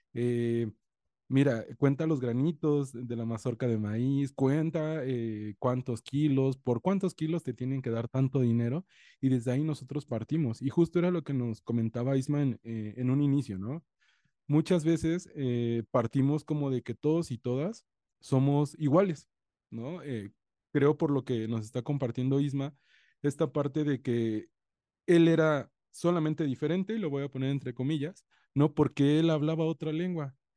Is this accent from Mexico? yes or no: yes; coast of Guerrero, Mexico; Yo soy de la costa de Guerrero